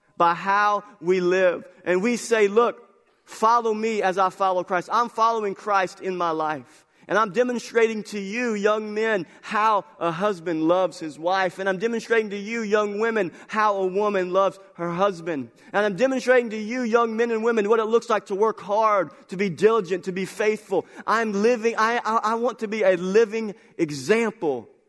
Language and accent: English; United States; our belief as American culture